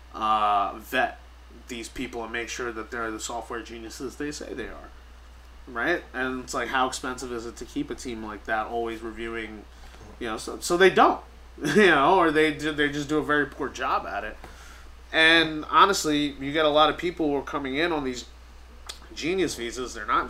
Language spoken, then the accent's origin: English; New York, United States; I'm born and raised in New York